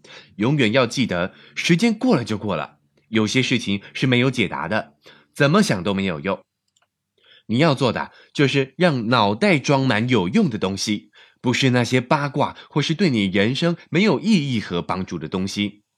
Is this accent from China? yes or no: yes; China; 但我相信，对我们中国人来说也是越来越重要了。